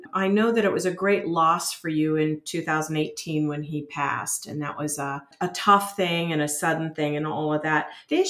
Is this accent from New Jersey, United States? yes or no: no; Bryan, Texas, United States; I know Texas very well. I was born in Bryan